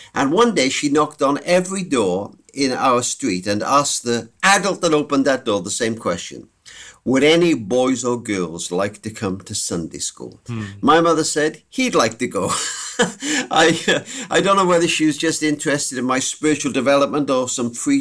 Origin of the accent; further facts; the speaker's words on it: Cardiff, Wales, United Kingdom; I was brought up in Cardiff in Wales, United Kingdom.